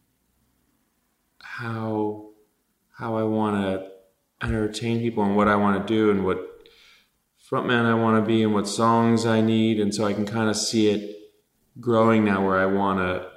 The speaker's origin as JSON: {"language": "English", "town": "Los Angeles", "region": "California", "country": "United States", "tie": "born or raised there", "also_born_or_lived": "Van Nuys, Los Angeles", "said": "I was born in Van Nuys and grew up in Tarzana"}